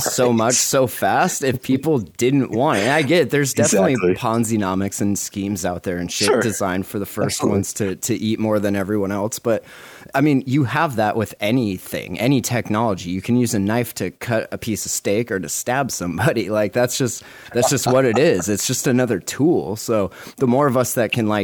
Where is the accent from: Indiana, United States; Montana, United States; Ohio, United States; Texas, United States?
Montana, United States; we're from Montana